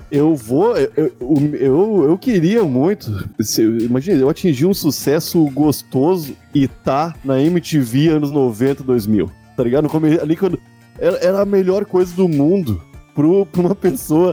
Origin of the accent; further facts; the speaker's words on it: Porto Alegre, Rio Grande do Sul, Brazil; de Porto Alegre, da minha cidadezinha onde eu nasci